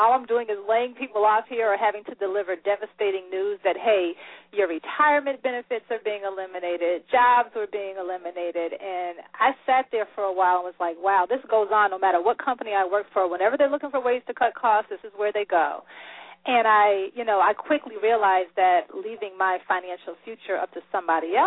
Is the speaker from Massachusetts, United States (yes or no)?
yes; Springfield, Massachusetts, United States; I'm actually originally from Springfield, Massachusetts